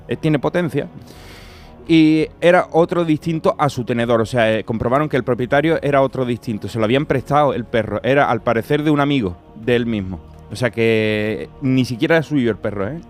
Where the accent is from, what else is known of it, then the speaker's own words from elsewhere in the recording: province of Cádiz, Andalusia, Spain; zona cercana a mi tierra, la línea, bueno, en Cádiz, de la provincia